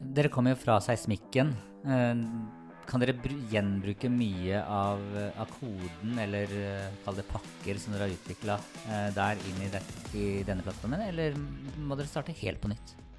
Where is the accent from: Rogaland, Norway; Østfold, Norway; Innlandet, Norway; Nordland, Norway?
Østfold, Norway; Sarpsborg; jeg er fra Sarpsborg